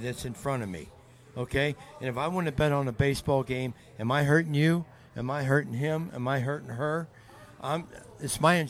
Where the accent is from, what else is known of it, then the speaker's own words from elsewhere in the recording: Cincinnati, Ohio, United States; I'm from Cincinnati.